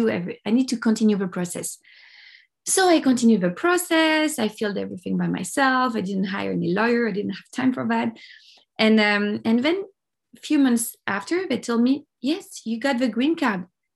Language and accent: English; Paris, Île-de-France, France; English is a second language; moved away as an adult; now in Los Angeles, United States; Yeah, I'm French. I'm from Paris. I have Italian origins, but I was born in Paris and raised in Paris.